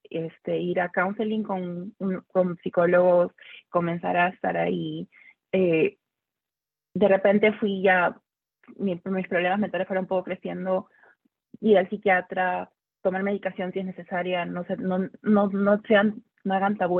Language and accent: Spanish; Lima, Peru; now in Houston, United States; en Lima me cuidaba porque era mujer